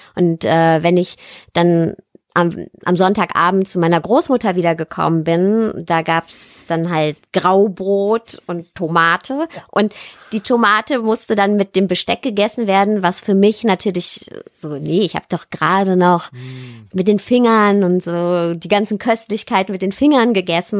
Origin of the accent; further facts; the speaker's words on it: Ruhr area, North Rhine-Westphalia, Germany; eigentlich komme ich her aus dem Ruhrpott